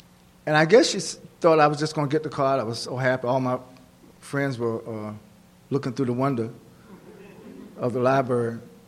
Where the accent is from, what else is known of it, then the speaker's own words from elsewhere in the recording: Oxford, North Carolina, United States; in my hometown, Lord, have mercy, Oxford, North Carolina